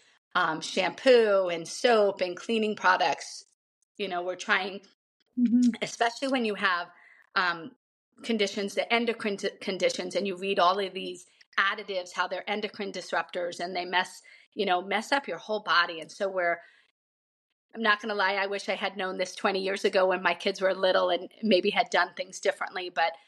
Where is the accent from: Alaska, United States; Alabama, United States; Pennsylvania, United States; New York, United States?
New York, United States; Long Island; moved away; I grew up on Long Island in an Irish family